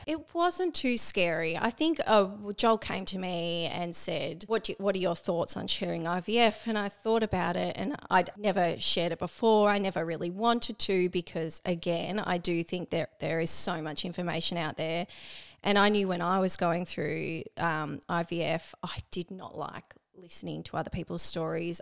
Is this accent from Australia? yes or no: yes; Melbourne, Victoria, Australia; moved away as an adult; also born or lived in Geelong; now in Barwon Heads, Australia; I grew up in Melbourne